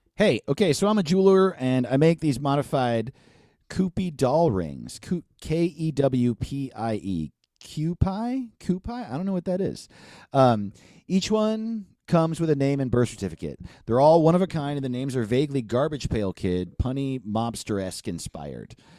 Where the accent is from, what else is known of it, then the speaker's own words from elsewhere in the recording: New York, United States; I'm from New York